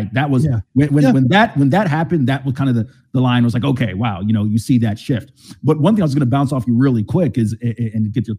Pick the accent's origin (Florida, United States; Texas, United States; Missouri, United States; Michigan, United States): Florida, United States; I'm growing up in Florida